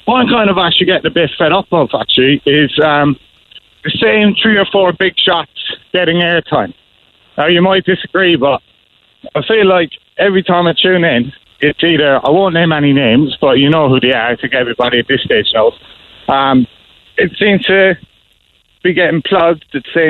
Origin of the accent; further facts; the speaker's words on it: Cork, Munster, Ireland; I was born and raised in Cork since I was 16